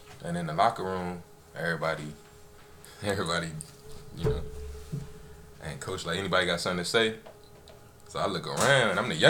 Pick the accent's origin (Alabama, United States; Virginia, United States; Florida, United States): Virginia, United States; Virginia Beach; I'm from Lake Edwards, so I was from Bayside.